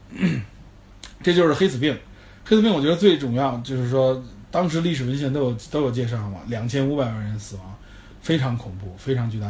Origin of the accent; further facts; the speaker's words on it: China; 有我们中国人应该比较熟悉的非典 SARS